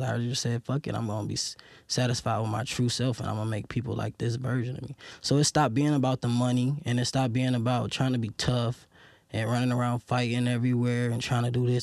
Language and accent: English; Detroit, Michigan, United States; growing up in Detroit